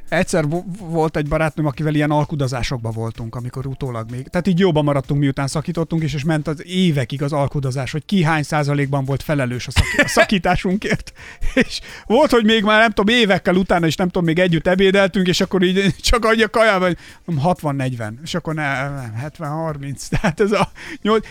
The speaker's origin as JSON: {"language": "Hungarian", "region": "a small village in Somogy", "country": "Hungary", "tie": "born or raised there", "said": "én egy kis somogyi faluban nőttem fel"}